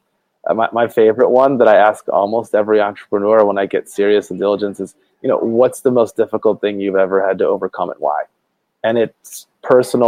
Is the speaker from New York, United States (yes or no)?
no; outside of Detroit, Michigan, United States; moved away as an adult; now in Northern California, United States; I was born in outside of Detroit, Michigan